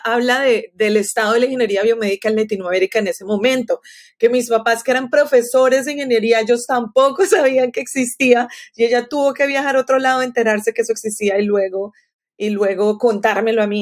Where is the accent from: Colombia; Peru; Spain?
Colombia; now in Florida, United States; Yo crecí en Colombia